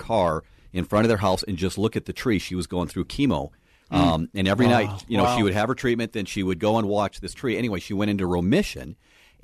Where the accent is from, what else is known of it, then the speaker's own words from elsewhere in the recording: Minnesota, United States; We're from Minnesota